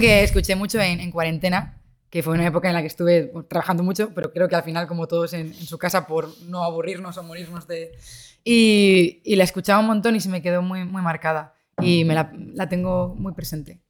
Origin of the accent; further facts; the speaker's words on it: Santander, Cantabria, Spain; now in Madrid, Spain; Yo soy de Santander